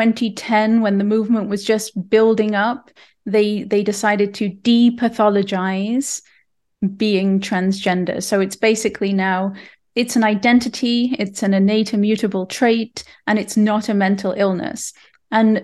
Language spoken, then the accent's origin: English; England, United Kingdom; now in Canada; I'm from England